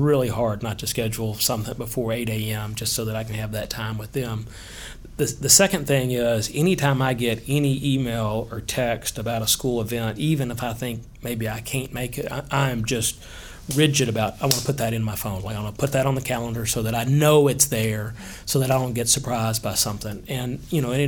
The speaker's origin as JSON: {"language": "English", "town": "Hendersonville", "region": "Tennessee", "country": "United States", "tie": "born or raised there", "said": "I grew up in Hendersonville, born and raised."}